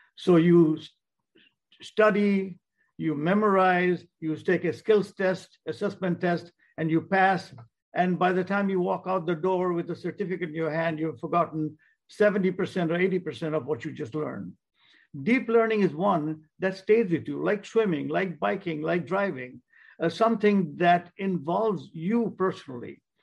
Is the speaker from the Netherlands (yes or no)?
no; India; moved away; I was born in India